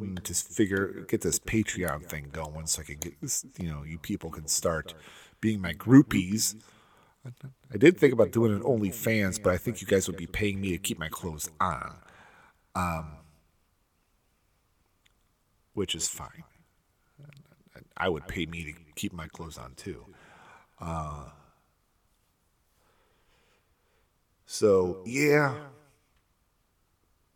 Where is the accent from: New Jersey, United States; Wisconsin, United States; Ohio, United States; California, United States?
Ohio, United States; Cleveland; I'm from Cleveland